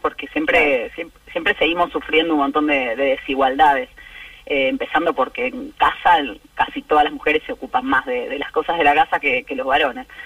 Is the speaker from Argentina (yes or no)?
yes; San Isidro, Buenos Aires Province, Argentina; yo crecí en San Isidro y nos juntábamos en una esquina muy muy tradicional que hay en Acasuso